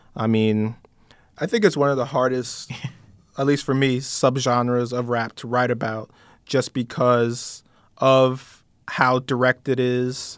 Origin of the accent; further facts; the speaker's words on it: New York, United States; I'm from New York.